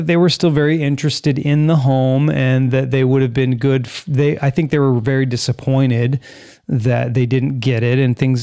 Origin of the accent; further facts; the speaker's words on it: California, United States; moved away as an adult; now in Florida, United States; I was born and raised in California.